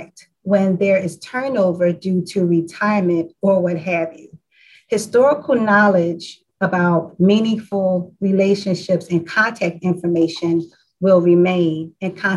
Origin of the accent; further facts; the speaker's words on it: Philadelphia, Pennsylvania, United States; also born or lived in Eastwick, Philadelphia / Roxborough, Philadelphia; I was born and raised in Southwest Philadelphia.